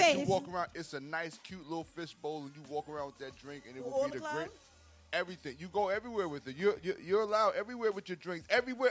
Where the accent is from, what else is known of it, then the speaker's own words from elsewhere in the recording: New York, United States; I'm from New York.